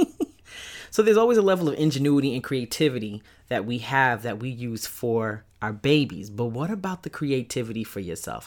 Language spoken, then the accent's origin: English; New York City, New York, United States; I grew up in East New York, Brooklyn. I lived in a project. Shout out to Pink Houses